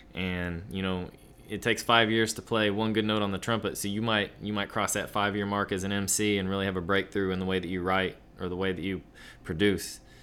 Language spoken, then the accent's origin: English; Kansas, United States; moved away; I'm from Kansas originally